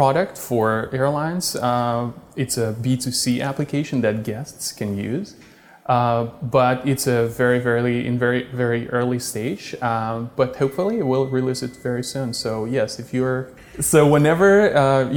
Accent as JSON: {"language": "English", "country": "Russia", "also_born_or_lived": "Czech Republic / Silicon Valley", "moved": "as an adult", "said": "Originally, I am from Russia. When I was 20, I moved to the Czech Republic."}